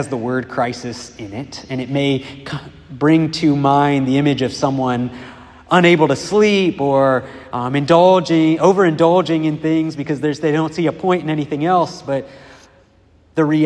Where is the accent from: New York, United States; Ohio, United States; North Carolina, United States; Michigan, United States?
Ohio, United States; Dayton; moved away; I was living in my hometown, which is Dayton, Ohio